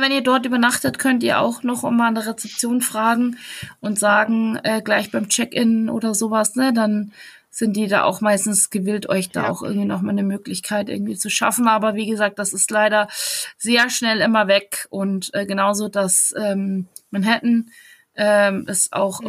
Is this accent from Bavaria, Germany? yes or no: yes; Bavaria, Germany; Ich bin Bayerin